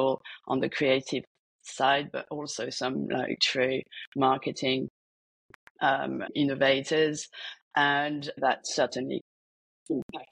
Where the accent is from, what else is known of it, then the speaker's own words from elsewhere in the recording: France; moved away as an adult; also born or lived in London / Sydney, Australia / Paris; I grew up in France, finished my master's in Paris